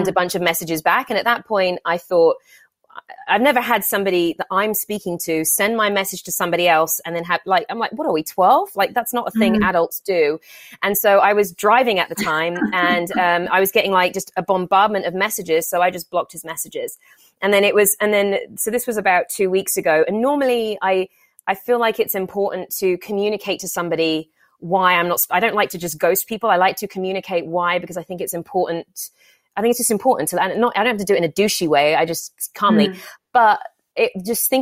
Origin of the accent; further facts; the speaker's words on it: England, United Kingdom; now in Los Angeles, United States; I'm from England where it's just miserable and gray and rainy all the time